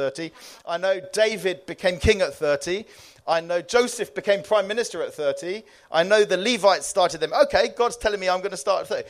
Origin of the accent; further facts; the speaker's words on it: Cyprus; I came from Cyprus. That was my part of the world